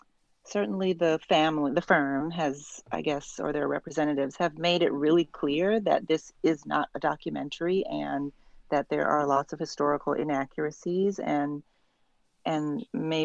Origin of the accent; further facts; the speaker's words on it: United States; I'm coming to this as an American